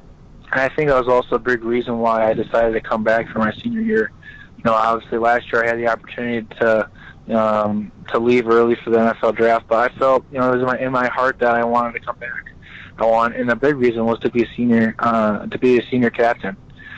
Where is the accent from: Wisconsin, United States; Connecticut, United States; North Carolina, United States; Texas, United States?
Wisconsin, United States; obviously I grew up in Wisconsin. I played at Wisconsin